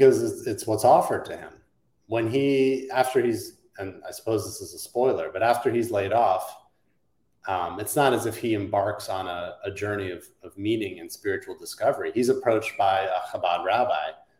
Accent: New Jersey, United States; growing up in New Jersey with a Jewish background

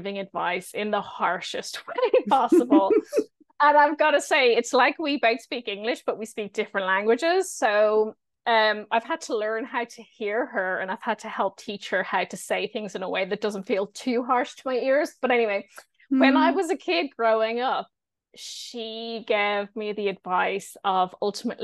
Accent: Ireland; moved away; also born or lived in Edinburgh; I grew up in Ireland as a non-drinker.

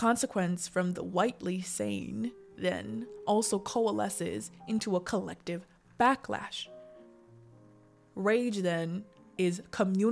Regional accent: Littleton, Colorado, United States; Littleton, Colorado, my hometown

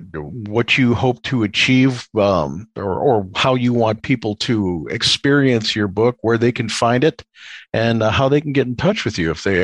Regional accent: Chicago, Illinois, United States; now in Florida panhandle, United States; I grew up in Chicago, outside of Chicago, back when it was a red state.

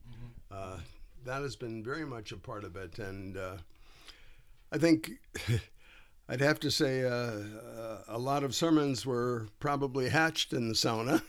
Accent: Duluth, Minnesota, United States; my family has been in northern Minnesota all of my life. I was born in Duluth

